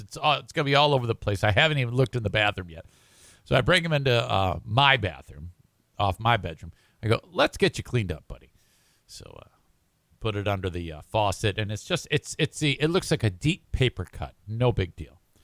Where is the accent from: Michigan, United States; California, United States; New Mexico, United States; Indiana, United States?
Michigan, United States; Detroit; moved away; also born or lived in Oak Park, Michigan; right near Detroit, right near where I grew up